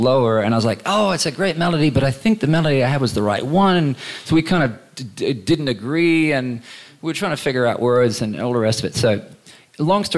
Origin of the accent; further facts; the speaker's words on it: Queensland, Australia; growing up in Queensland